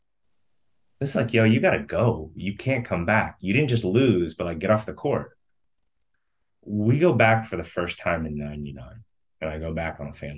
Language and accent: English; United States; also born or lived in Vietnam; I was born here